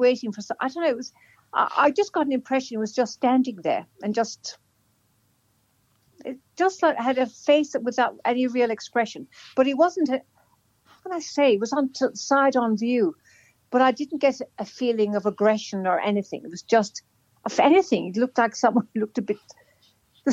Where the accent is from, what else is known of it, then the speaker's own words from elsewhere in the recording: Ireland; now in Australia; I'm Irish